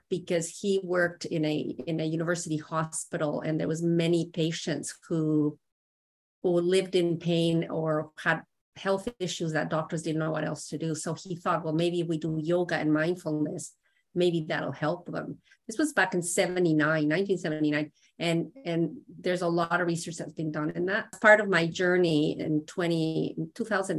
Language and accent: English; Mexico; moved away as an adult; now in Canada; I was born and raised in Mexico. And when I was 20, I moved to Canada